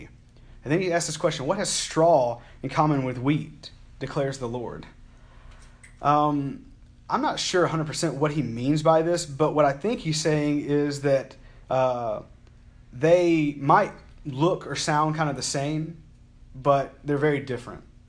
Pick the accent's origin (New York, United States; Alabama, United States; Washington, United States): Alabama, United States; I'm from Alabama